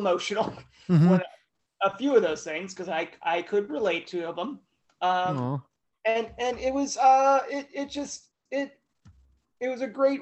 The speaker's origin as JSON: {"language": "English", "region": "Idaho", "country": "United States", "tie": "born or raised there", "moved": "yes", "said": "a lovely reminder of my home state"}